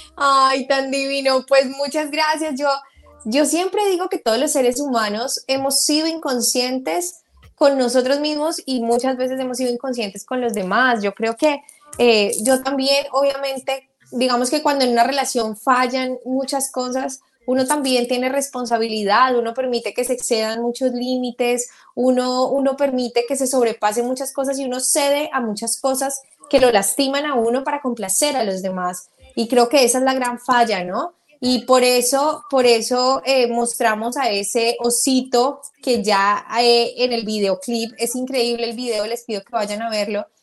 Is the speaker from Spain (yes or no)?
no; Colombia; yo soy colombiana